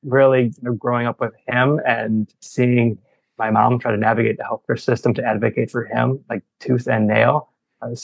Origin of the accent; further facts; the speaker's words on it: St. Louis, Missouri, United States; now in Chicago, United States; I grew up in St. Louis